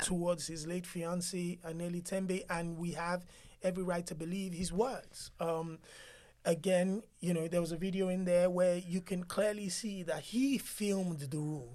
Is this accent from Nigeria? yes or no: yes; Nigeria; as a Nigerian